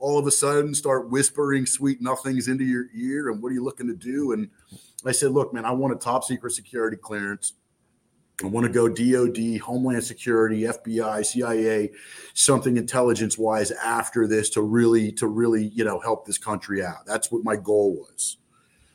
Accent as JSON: {"language": "English", "region": "New Jersey", "country": "United States", "said": "I'm from Jersey"}